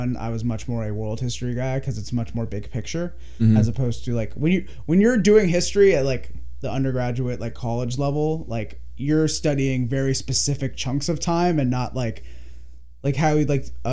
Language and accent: English; Los Angeles, California, United States; I grew up in LA and I literally never went to Hollywood until I was 19